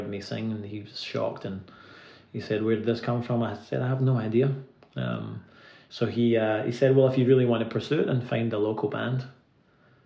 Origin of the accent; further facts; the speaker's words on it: Irvine, Scotland, United Kingdom; moved away as an adult; now in Nashville, United States; I'm from a little town on the west coast called Irvine. It's the real Shire, the Ayrshire on the west coast of Scotland